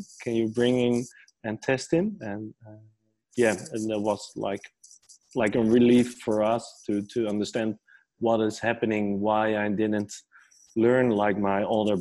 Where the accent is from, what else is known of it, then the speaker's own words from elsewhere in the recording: near Amsterdam, North Holland, Netherlands; I grew up near Amsterdam in a small village.